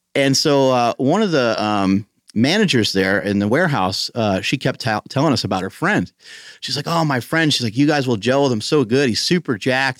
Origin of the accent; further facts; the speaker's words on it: New York, United States; moved away; I'm from New York originally.